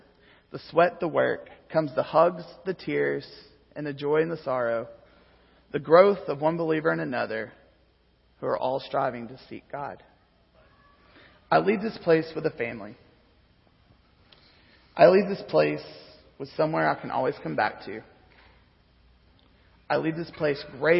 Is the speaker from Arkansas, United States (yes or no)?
yes; Arkansas, United States; moved away as an adult; also born or lived in Lubbock, Texas; I'm from Arkansas, guys. I moved further south